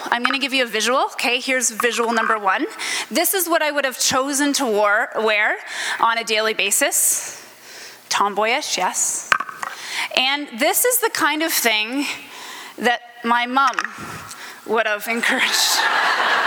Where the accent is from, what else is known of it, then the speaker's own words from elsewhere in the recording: Stratford, Ontario, Canada; now in Niagara-on-the-Lake, Canada; I grew up in Stratford, Ontario